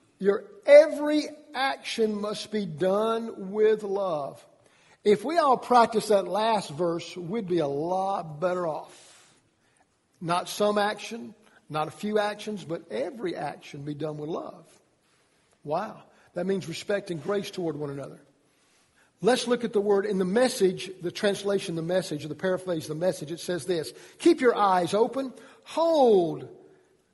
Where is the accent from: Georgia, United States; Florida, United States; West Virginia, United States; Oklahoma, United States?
Georgia, United States; I'm from Georgia